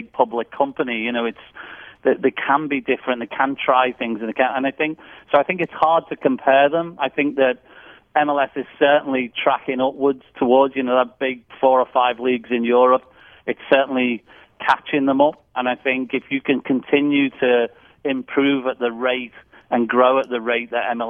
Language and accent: English; England, United Kingdom; moved away as an adult; now in Nashville, United States; I'm English